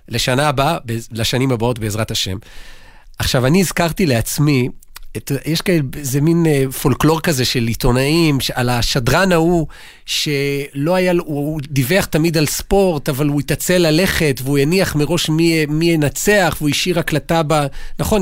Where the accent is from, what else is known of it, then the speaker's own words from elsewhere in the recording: Jerusalem, Jerusalem District, Israel; אני ירושלמי